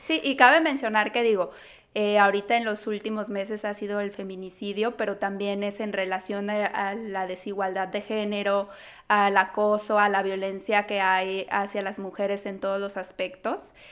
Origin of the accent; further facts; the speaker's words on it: Guadalajara, Jalisco, Mexico; now in Toronto, Canada; Guadalajara, que es de donde yo soy